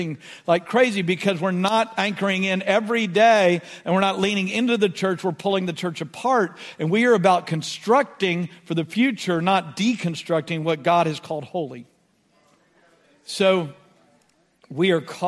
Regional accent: Beaumont, Texas, United States; growing up in Southeast Texas or in Beaumont

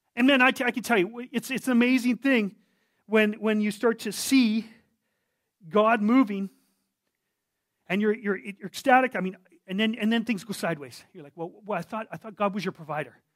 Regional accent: Yukon, Canada; I come from the Yukon. I was born there.

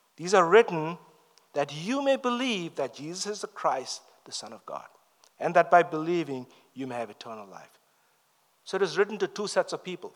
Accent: India; moved away; I grew up in the East, I'm from India

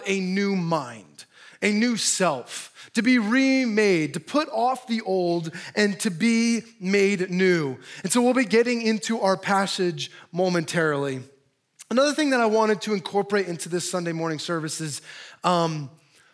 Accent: Milford, New Jersey, United States; moved away as an adult; also born or lived in Chicago; I'm actually from Jersey. I grew up, born and raised in Milford, a quaint little area.

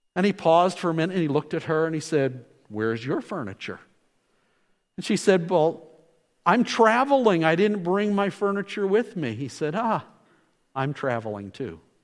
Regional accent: Scotland, United Kingdom; Being Scottish

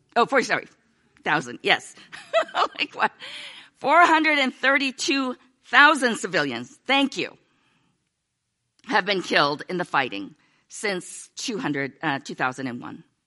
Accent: United States; we're American

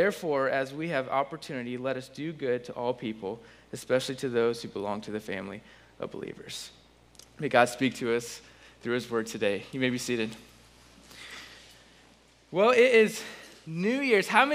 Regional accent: Bluffton, Indiana, United States; moved away as an adult; also born or lived in Ohio / Missouri; now in Muncie, United States; I'm from Bluffton, Indiana. I've been living in Ohio and Missouri for the last 10 years

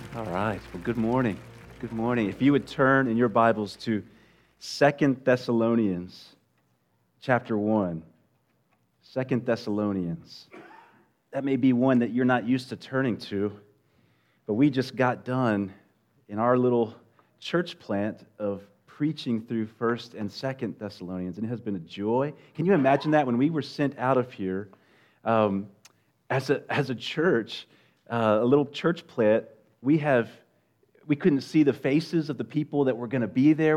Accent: West Texas, United States; moved away; I'm originally from West Texas

